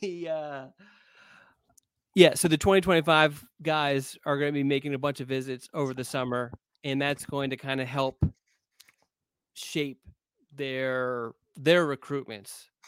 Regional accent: Pennsylvania, United States; moved away; I grew up in Pennsylvania

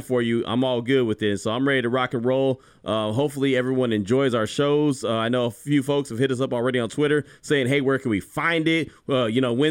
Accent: the Bay Area, California, United States; now in Central Texas, United States; I'm a guy from the Bay originally, and I've been all over. Now I'm in Central Texas

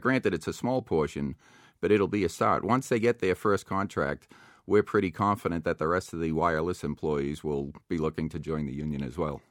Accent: Boston, Massachusetts, United States; now in Plymouth, United States; I grew up in South Boston. I now live down in Plymouth.

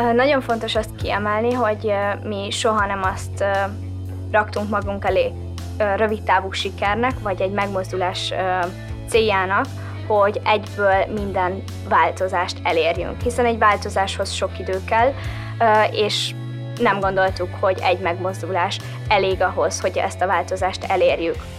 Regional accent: Hungary; a szülőhazámban azokon a dolgokon, amiket én most úgy látok, hogy változást igényelnek, hozzátegyek és változtassak

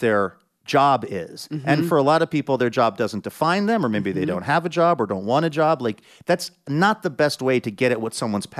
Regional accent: Seattle, Washington, United States; born or raised there

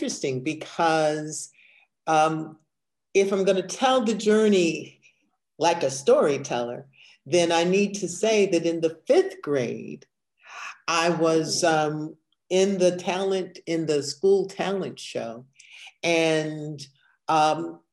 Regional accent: Evanston, Illinois, United States; born or raised there

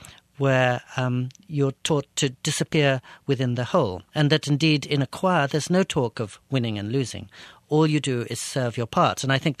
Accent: England, United Kingdom; also born or lived in United States; now in Japan; growing up in England and the US, I learned to speak, but I really wanted to listen.

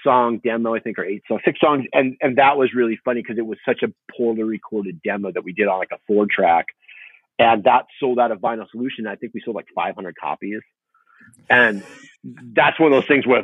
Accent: Huntington Beach, California, United States; also born or lived in Fountain Valley; born and raised in Huntington Beach and Fountain Valley

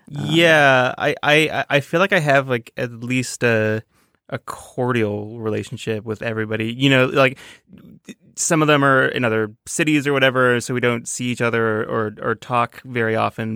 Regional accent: Toronto, Ontario, Canada; moved away; I'm from Toronto, a, a very big town.

